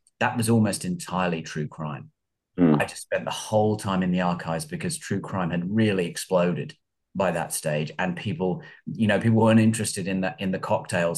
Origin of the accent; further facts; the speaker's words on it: United Kingdom; moved away as an adult; now in Los Angeles, United States; I'm not American. I'm from England originally, from North London, about 50 miles outside London. But I have been here in Los Angeles for about 15 years. Mm. 20 years, in fact.